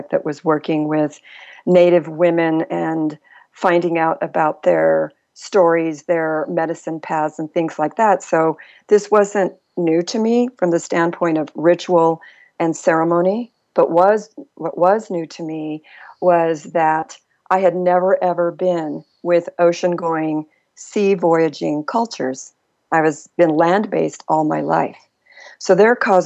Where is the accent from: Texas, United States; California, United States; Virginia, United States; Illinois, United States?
Texas, United States; El Paso; I grew up on the El Paso-Juarez border in a multi-ethnic, multicultural dynamic